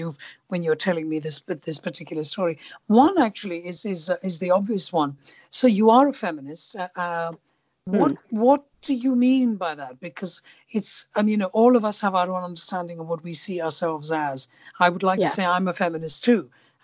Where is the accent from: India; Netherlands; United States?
India; because as you know, I'm Indian.